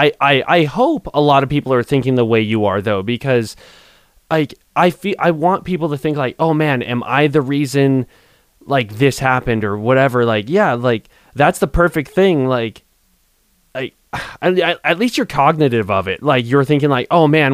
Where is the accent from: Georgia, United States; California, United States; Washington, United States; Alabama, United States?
California, United States; Southern; I'm from Southern California.